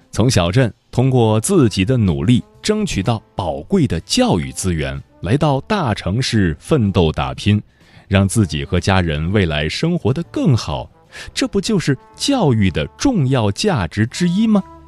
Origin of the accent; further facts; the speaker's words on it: Fujian, China; 我是福建人